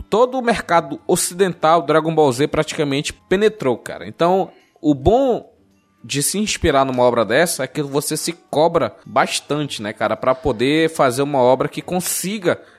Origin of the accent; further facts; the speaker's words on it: Manaus, Amazonas, Brazil; É porque eu sou de Manaus.